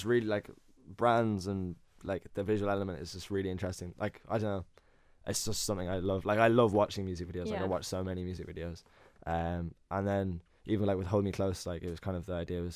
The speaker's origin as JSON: {"language": "English", "region": "west of Ireland", "country": "Ireland", "said": "I'm from the West as well"}